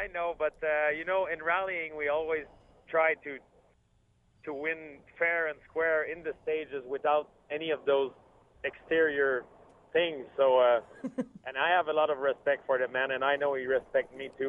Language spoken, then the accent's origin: English; Quebec, Canada; I'm from from Quebec, Canada. We have a lot of snow